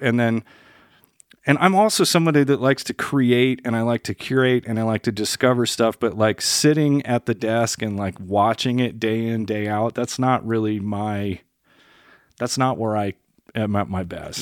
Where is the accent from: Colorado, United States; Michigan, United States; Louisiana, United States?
Colorado, United States; Denver; also born or lived in Stanford, California / Bay Area, California / Salt Lake City, Utah; I live in Denver and, you know, had my kids here and I grew up on Colfax